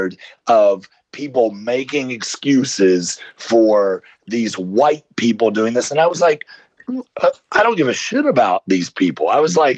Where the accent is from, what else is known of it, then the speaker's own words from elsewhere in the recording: Southeastern Kentucky, United States; I'm from Southeastern Kentucky